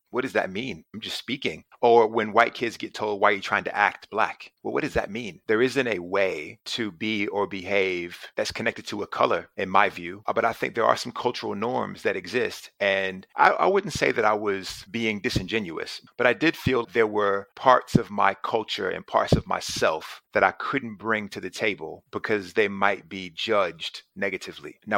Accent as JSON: {"language": "English", "town": "Charlotte", "region": "North Carolina", "country": "United States", "tie": "born or raised there", "said": "Look, I grew up in Charlotte, North Carolina, and I was a shy kid growing up, super skinny, never really got into trouble"}